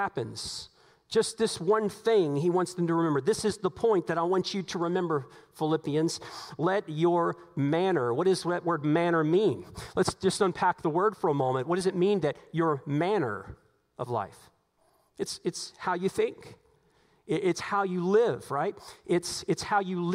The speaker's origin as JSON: {"language": "English", "country": "United States", "said": "we are American citizens"}